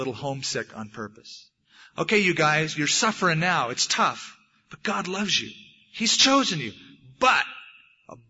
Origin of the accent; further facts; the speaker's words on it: United States; I'm an American